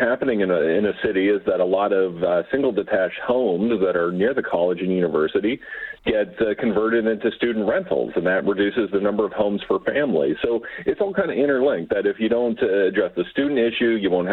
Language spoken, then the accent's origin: English; London, Ontario, Canada; a place like London, Ontario, my hometown